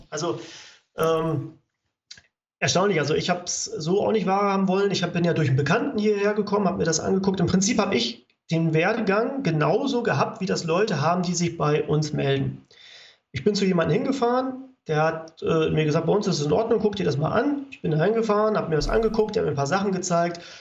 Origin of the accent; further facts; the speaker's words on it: Saxony, Germany; ich komme ja jetzt hier aus Sachsen.